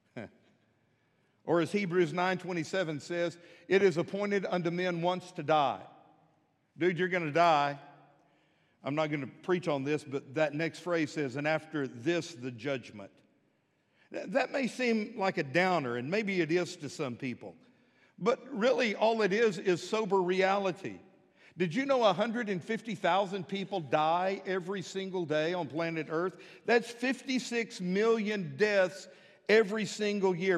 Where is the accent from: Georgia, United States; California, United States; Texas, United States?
Texas, United States; Midland; now in Fort Smith, United States; When I was growing up in Midland, Texas